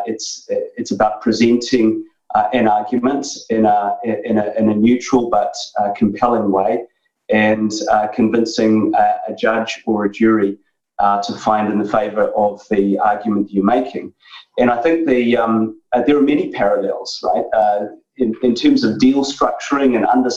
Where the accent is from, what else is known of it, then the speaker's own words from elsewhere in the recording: New Zealand; moved away as an adult; now in United Kingdom; I grew up in New Zealand, so I'm Kiwi originally